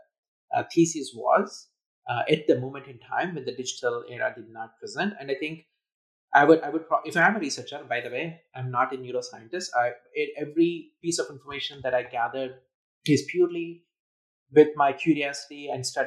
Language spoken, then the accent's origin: English; India; I was growing up in India